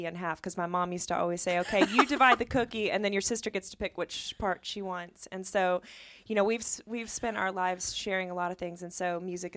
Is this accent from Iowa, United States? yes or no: no; Louisville, Kentucky, United States; moved away; growing up in Louisville